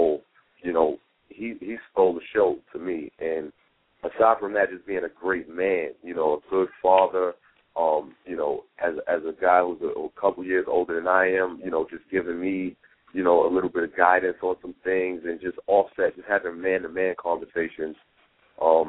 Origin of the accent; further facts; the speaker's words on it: New York City, New York, United States; I come from Harlem, New York. As I said, I was born and raised